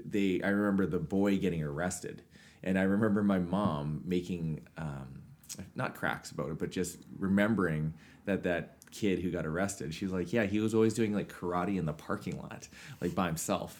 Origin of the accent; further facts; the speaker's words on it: Swift Current, Saskatchewan, Canada; in Swift Current, my hometown.